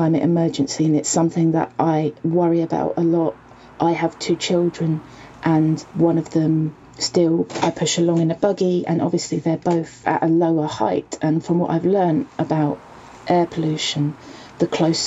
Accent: Welwyn Garden City, East of England, United Kingdom; also born or lived in Hitchin, Hertfordshire; I grew up actually just a few miles down the road in a town called Welwyn Garden City.

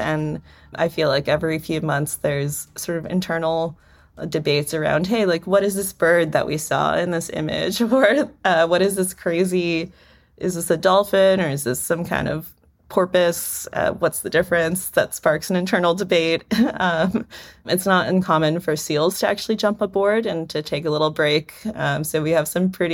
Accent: South Florida, United States; Growing up in South Florida

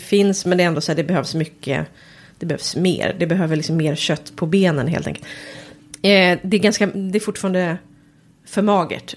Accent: Järna, Stockholm County, Sweden; jag kommer från Järna

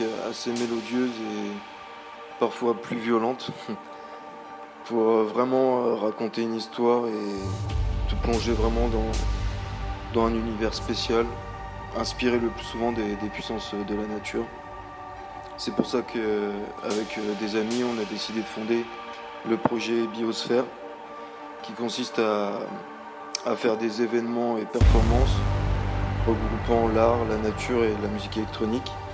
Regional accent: Reims, Grand Est, France; Je suis de Reims

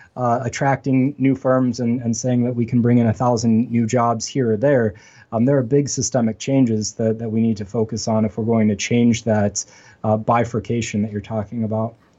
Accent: Western Pennsylvania, United States; moved away as an adult; now in Buffalo, United States; I'm actually from Western Pennsylvania, which is very much like Western New York

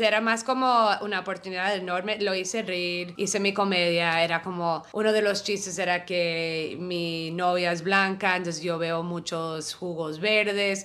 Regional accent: New York, United States; yo soy neoyorquina

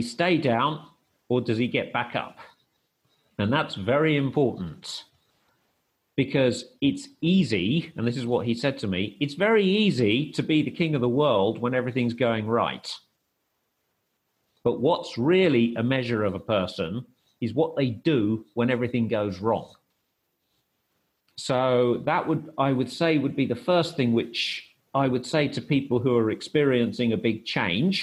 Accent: United Kingdom; moved away as an adult; also born or lived in Kastoria, Greece / Thessaloniki, Greece; I also didn't go back to the UK to see my family

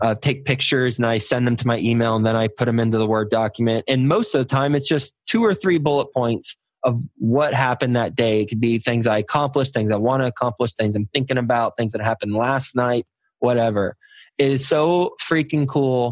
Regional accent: Texas, United States; moved away as an adult; also born or lived in Michigan / New York City; I was born in Michigan, but I spent most of my life in Texas. Fortunately, since I was from Texas

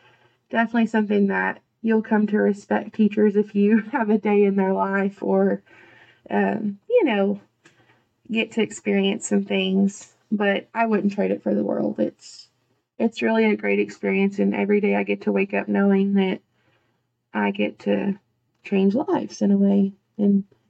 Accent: Archer City, Texas, United States; I went back to my hometown and I taught at Archer City

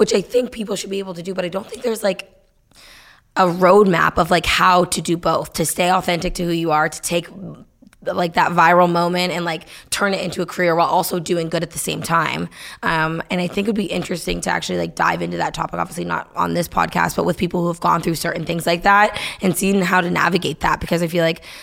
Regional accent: Nashua, New Hampshire, United States; I grew up in Nashville, New Hampshire

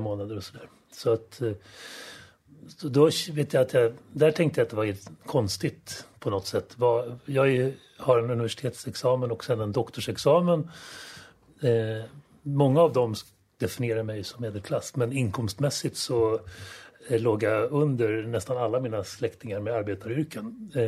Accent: Stockholm, Stockholm County, Sweden; also born or lived in Solna; vi flyttade också från Solna till Östermalm när jag började skolan

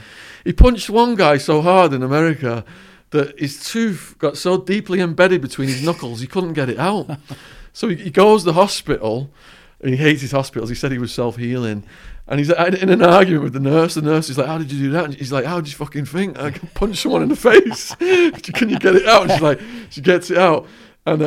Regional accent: Widnes, North West England, United Kingdom; All right, so I grew up in Widnes, a chemical manufacturing town between Liverpool and Manchester.

